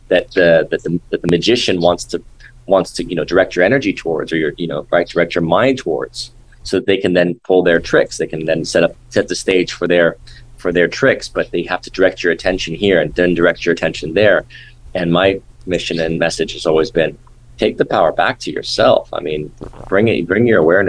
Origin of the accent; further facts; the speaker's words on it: Los Angeles, California, United States; from when I was a kid growing up in Hollywood